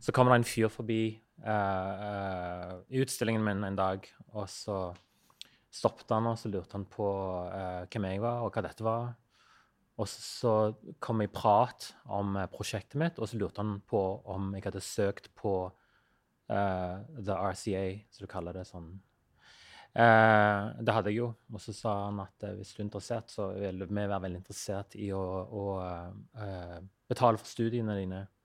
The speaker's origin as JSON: {"language": "Norwegian", "region": "Western Norway", "country": "Norway", "tie": "born or raised there", "moved": "yes", "said": "sånn som den øya der jeg vokste opp, der er Det er jo nesten ikke et flatt jord"}